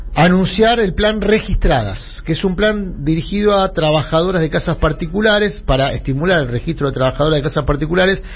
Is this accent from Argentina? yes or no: yes; Buenos Aires, Argentina; Yo me crié entre Humirato y los Incas